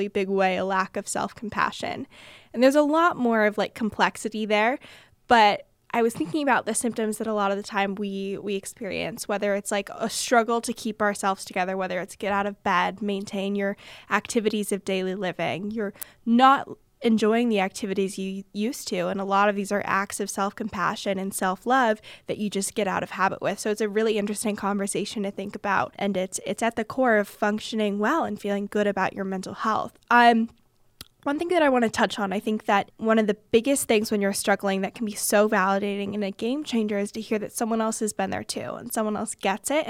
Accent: Bay Area, California, United States; I am from the Bay Area

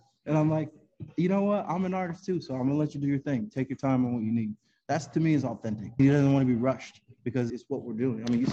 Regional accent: Connecticut, United States; Connecticut's my home state

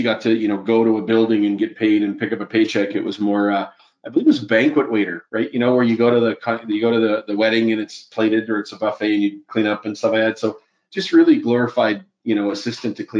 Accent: Edmonton, Alberta, Canada; now in Calgary, Canada; I grew up in Western Canada, prairie town, a lot of snow, cold, dark winters

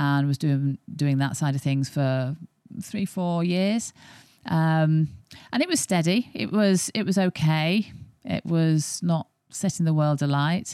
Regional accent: Yorkshire and the Humber, United Kingdom; I'm not born and bred in Yorkshire, but I have been adopted since the age of eight.

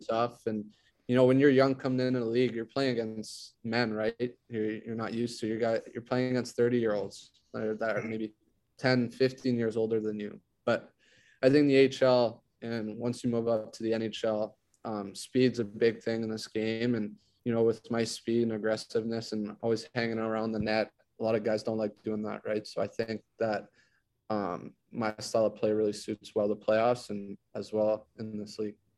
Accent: Ottawa, Ontario, Canada; first language French; English is a second language; I'm from Ottawa

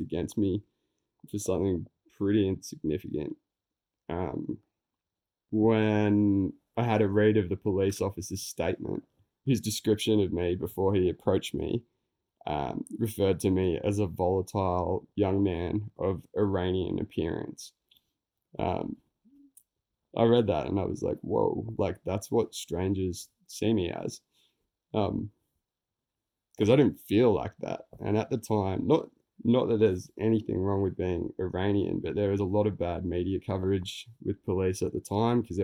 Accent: Melbourne, Victoria, Australia; Growing up in the suburbs of Melbourne, it was all pretty vanilla

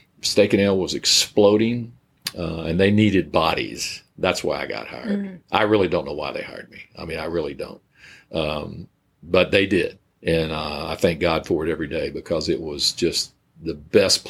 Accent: Corpus Christi, Texas, United States; moved away as an adult; also born or lived in Dallas, Texas; now in Richardson, United States; Wife and I were both Corpus Christi natives

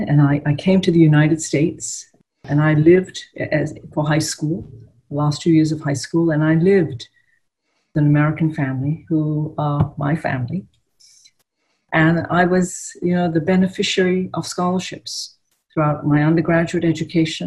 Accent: Ipoh, Perak, Malaysia; I grew up in a small town called Ipoh in Malaysia

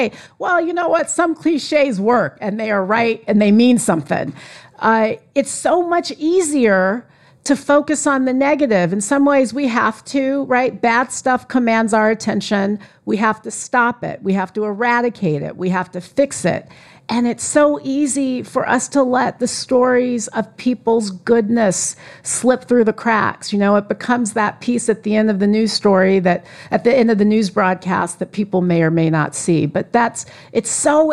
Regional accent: California, United States; I am from California

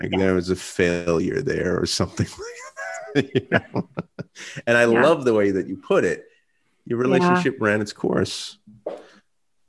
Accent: Stroudsburg, Pennsylvania, United States; why I love my hometown so much, why I love Stroudsburg so much

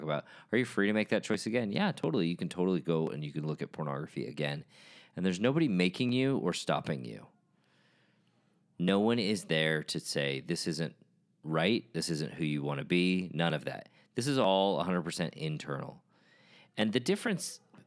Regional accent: United States; as a member of The Church of Jesus Christ of Latter-day Saints, as an American

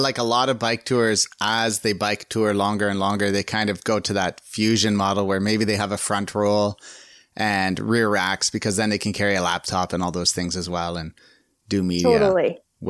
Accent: Canada; I was in the military reserves when I was younger. So as a Canadian

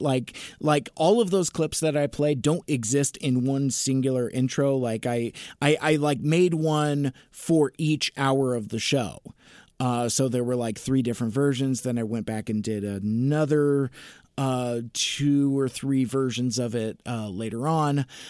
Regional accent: Seattle, Washington, United States; I was born in Seattle. I've lived in the, in the Seattle area my entire life. It's my home

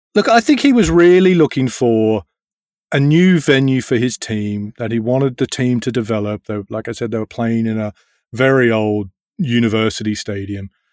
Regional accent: Australia; moved away as an adult; now in London, United Kingdom; I grew up in Australia

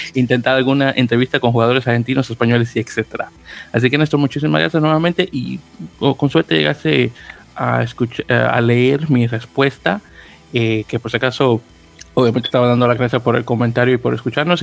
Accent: Dominican Republic; en mi país, en Dominicana

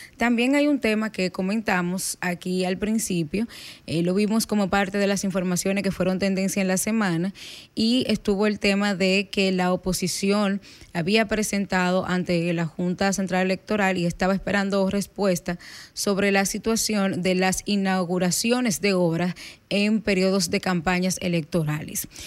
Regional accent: Bonao, Monseñor Nouel, Dominican Republic; moved away; ayer me tocó ir a Bonao, a mi pueblo

